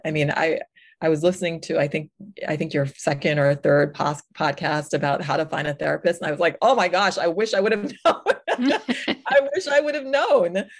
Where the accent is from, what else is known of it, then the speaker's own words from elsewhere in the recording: New York, United States; moved away; I'm originally from New York